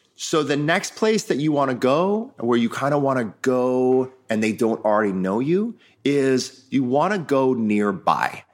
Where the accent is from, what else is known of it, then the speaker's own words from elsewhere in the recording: Midwest, United States; I grew up in the Midwest with a family who ran a family-owned business